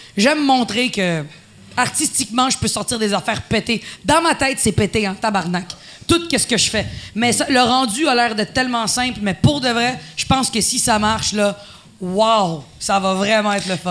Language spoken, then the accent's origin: French; Quebec, Canada; first language Spanish; French is a second language; Je suis une québécoise pour les gens